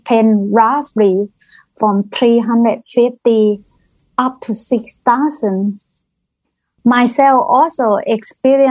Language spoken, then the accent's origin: English; Thailand; English is a second language; moved away as an adult; now in Queensland, Australia; I come from Thailand, probably over 20 years ago.